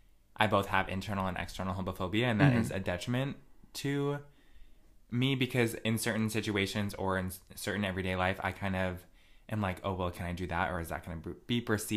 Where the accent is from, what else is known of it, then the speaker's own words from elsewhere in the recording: Connecticut, United States; I grew up in Redneck County.